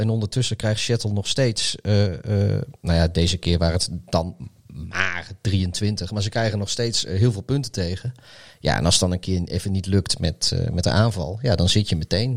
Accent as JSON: {"language": "Dutch", "country": "Netherlands", "said": "wij, wij, als Nederlanders"}